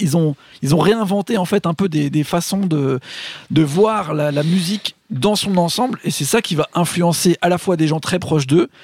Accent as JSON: {"language": "French", "country": "France", "said": "nous en tant que français"}